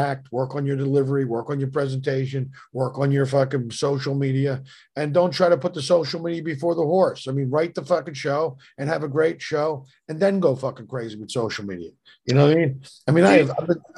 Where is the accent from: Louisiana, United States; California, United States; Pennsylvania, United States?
Pennsylvania, United States; Philadelphia; moved away; I was from Philly.